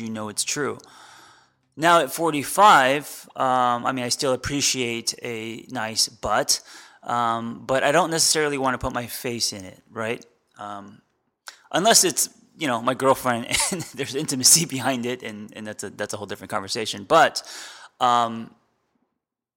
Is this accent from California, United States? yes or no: yes; Los Angeles, California, United States; growing up in Los Angeles